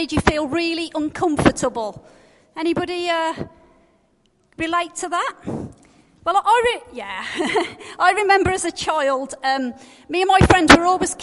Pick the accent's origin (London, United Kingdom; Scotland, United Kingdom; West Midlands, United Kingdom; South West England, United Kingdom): West Midlands, United Kingdom; Black Country; accent: Black Country; my Black Country accent